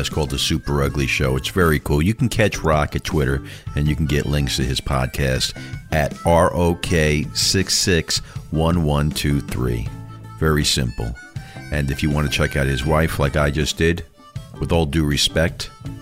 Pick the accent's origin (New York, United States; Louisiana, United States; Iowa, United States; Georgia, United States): New York, United States; New York City; my hometown, Brooklyn